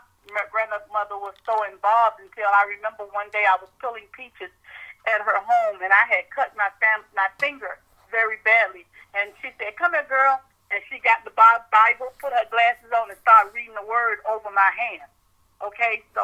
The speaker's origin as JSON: {"language": "English", "town": "Miami", "region": "Florida", "country": "United States", "moved": "as an adult", "lives_now": "Tallahassee, United States", "said": "I'm really from South Florida, Miami, Florida."}